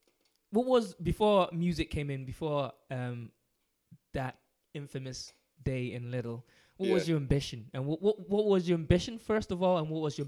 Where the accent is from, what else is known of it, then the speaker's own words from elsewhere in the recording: London, United Kingdom; now in Scotland; I'm from London. I grew up in London